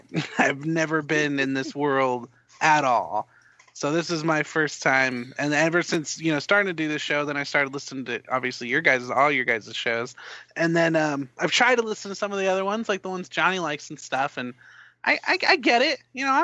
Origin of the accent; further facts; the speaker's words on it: California, United States; You didn't know I was from California?